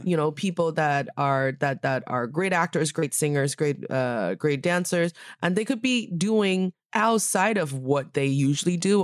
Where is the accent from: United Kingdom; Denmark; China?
China; Northeast China; moved away; my hometown in the northeast part of China